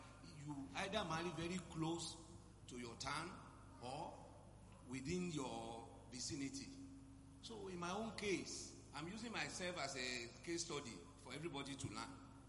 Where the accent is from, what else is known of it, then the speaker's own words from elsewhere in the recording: Osun, Nigeria; now in Lagos, Nigeria; I'm from Osun State.